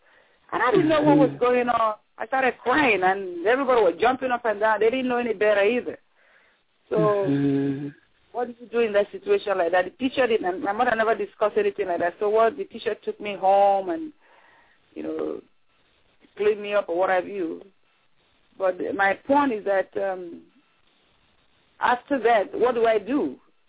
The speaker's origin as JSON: {"language": "English", "country": "Nigeria", "said": "Like a typical Nigerian woman, I can only speak for what I know. I'm from Nigeria, so a typical Nigerian woman is often seen as the husband's property if he's married."}